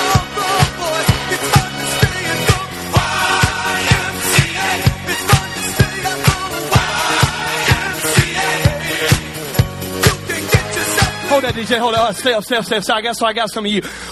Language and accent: English; Alabama, United States; See, I'm from Alabama.